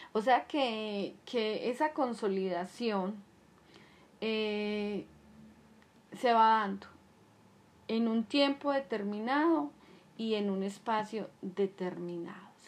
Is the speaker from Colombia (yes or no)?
yes; Colombia; En mi país es Colombia